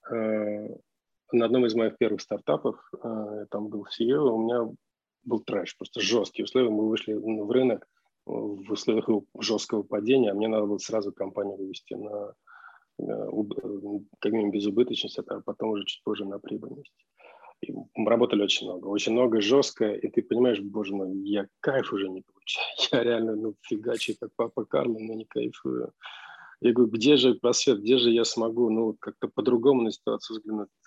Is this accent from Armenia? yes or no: yes; Armenia; ну, я армянин, а арара для армянина это все равно, что там Сион или Гамаисев гора